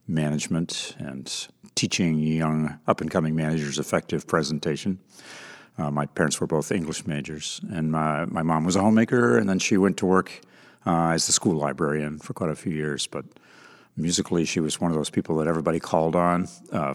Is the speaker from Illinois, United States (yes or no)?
no; Vermont, United States; moved away; I'm a Vermonter and was born and raised there